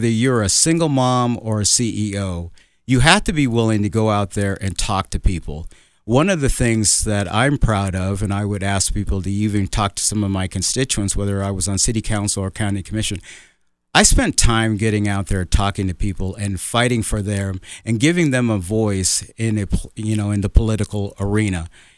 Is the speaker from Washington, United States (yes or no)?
no; Colorado Springs, Colorado, United States; I grew up in Colorado Springs, been here for over 50 years. This is my home.